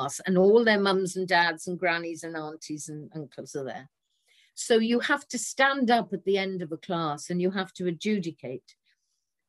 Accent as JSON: {"language": "English", "town": "Swansea", "region": "Wales", "country": "United Kingdom", "tie": "born or raised there", "accent": "Welsh", "said": "I come from Swansea, which is the birthplace of Dylan Thomas, who I believe is one of the greatest of the 20th century poets writing in English. And living in Swansea and growing up in Swansea"}